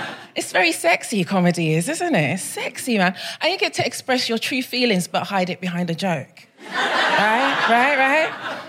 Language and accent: English; Brixton, London, United Kingdom; I come all the way from Brixton. I'm very excited to be here.